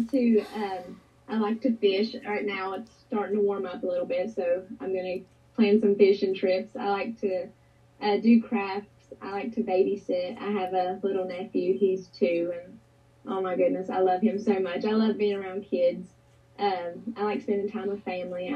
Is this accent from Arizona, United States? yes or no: no; Bluefield, Virginia, United States; also born or lived in Welch, West Virginia; I grew up in Bluefield, Virginia, but a lot of my family and friends are still in Welch.